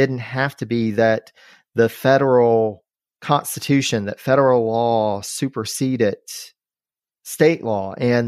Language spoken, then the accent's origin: English; North Carolina, United States; North Carolina, you know, my home state